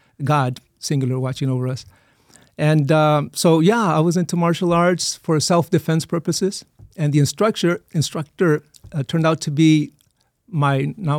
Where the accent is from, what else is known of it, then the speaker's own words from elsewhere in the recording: Othello, Washington, United States; born there; also born or lived in Eagle Pass; So even though I was born in Othello, Washington State